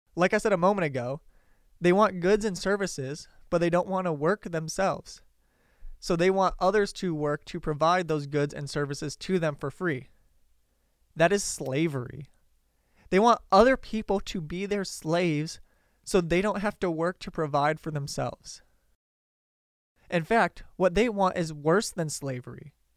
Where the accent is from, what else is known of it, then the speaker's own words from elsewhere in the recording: Detroit, Michigan, United States; I grew up around Detroit